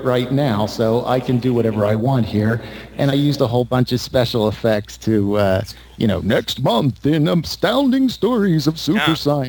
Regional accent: Philadelphia, Pennsylvania, United States; accent: Northeast; No, like I said, I grew up in Philadelphia, and so I have that Northeast thing, and I'm working against it.

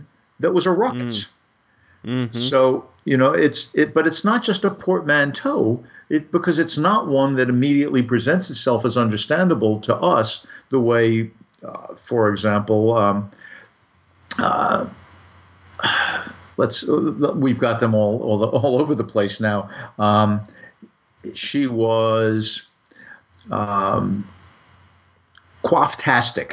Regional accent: United States; the way I would say I'm American

